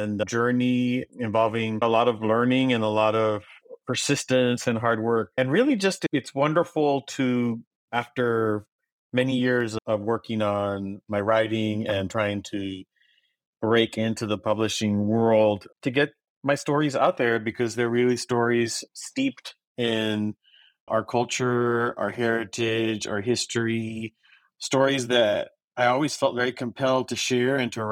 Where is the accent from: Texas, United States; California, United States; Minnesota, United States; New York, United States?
Texas, United States; Brownsville; first language Spanish; English is a second language; I was born and raised in Brownsville, Texas